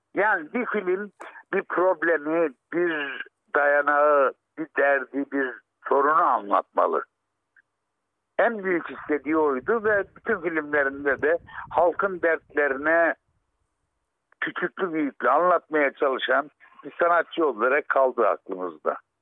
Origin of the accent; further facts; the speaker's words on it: Arguvan, Malatya, Turkey; Ben Malatya Arguvanlıyım